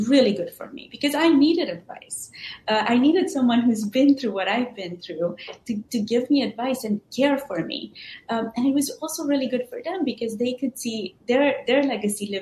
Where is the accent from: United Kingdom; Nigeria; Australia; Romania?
Romania; Transylvania; moved away as an adult; now in United States; I was born in Transylvania in Romania, and I was raised by my grandparents. And when my grandparents passed away, I ended up moving to the States for university in 2001